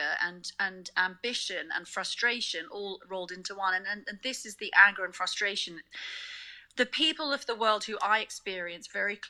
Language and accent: English; South Africa; also born or lived in United Kingdom; now in Hong Kong; how I was raised in South Africa